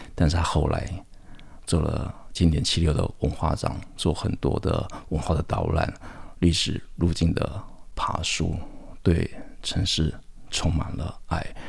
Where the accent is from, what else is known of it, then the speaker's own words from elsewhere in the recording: Taipei, Taiwan; 我小时候是在双连出生，那双连其实就在圆环的一个周边，我后来又住到剑潭